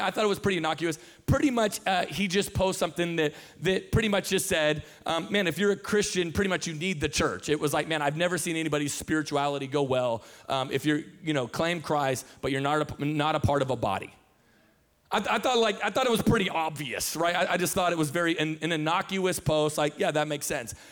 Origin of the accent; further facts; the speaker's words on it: Tacoma, Washington, United States; I'm from Tacoma, Washington, born and raised